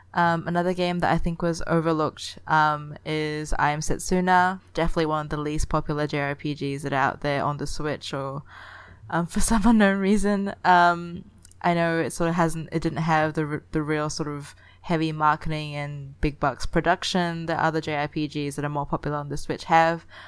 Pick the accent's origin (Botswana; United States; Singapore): Singapore; Singapore is my hometown